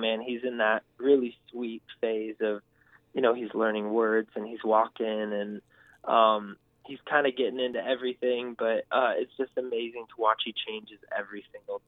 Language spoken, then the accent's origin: English; California, United States; I was from California.